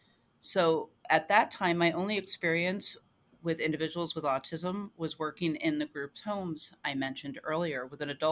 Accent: New Jersey, United States; moved away as an adult; now in Pennsylvania, United States; So I grew up in New Jersey. I'm originally a Jersey girl

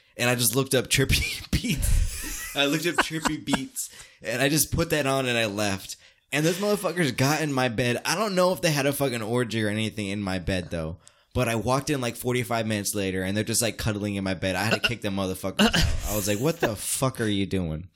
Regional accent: United States; as me as American

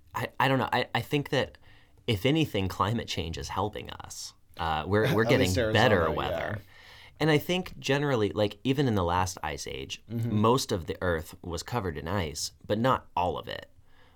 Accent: Tucson, Arizona, United States; I'm from Tucson, and I remember growing up, I lived in Tucson for 20-some-odd years, twice.

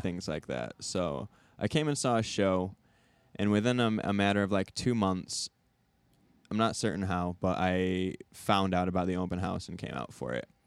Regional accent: Southwest Michigan, United States; moved away as an adult; now in Chicago, United States; I'm from Southwest Michigan

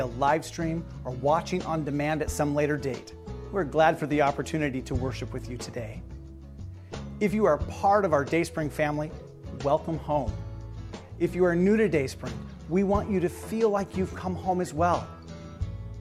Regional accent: eastern Oregon, United States; moved away as an adult; also born or lived in John Day, Oregon; now in Willamette Valley, United States; I was born in John Day over in Grant County in eastern Oregon, and I grew up all over the eastern part of the state.

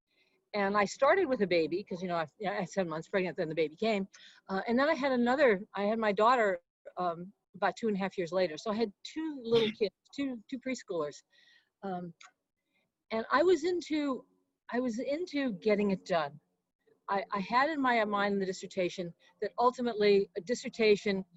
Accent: Boston, Massachusetts, United States; moved away as an adult; also born or lived in East Chicago, Indiana; now in California, United States; settled in the Boston area, outside Boston. That's really where I grew

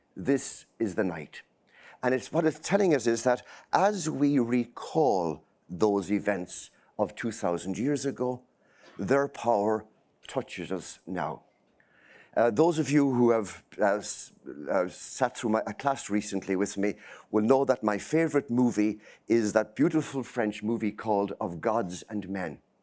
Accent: center of Ireland, Midlands, Ireland; moved away as an adult; now in Boston, United States; I grew up in a small, small village, uh, in the middle of nowhere, okay? Uh, it's right in the center of Ireland

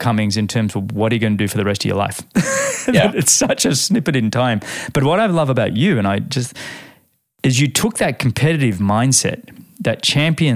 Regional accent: Australia; being an Australian

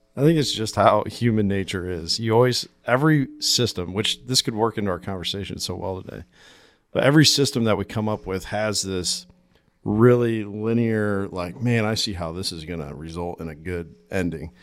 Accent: Pella, Iowa, United States; from the Pella area.

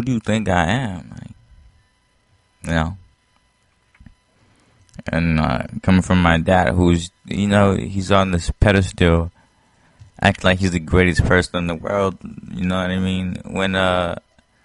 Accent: Haiti; moved away; I was born in Haiti

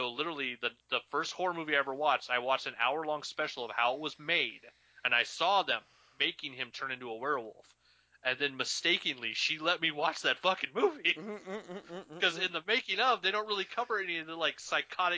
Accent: Idaho, United States; growing up in Idaho, growing up here

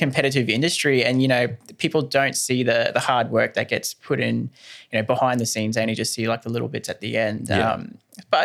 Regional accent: Ingham, Queensland, Australia; I'm a North Queensland product. I'm from Ingham

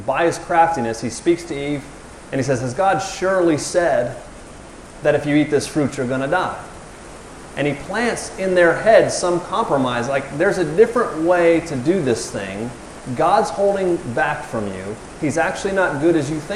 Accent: the South, United States; I'm from the South

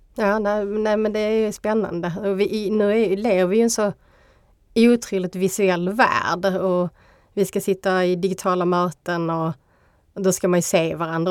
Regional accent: Skåne, Sweden; accent: Scanian dialect; jag är kvinna, jag är skåning

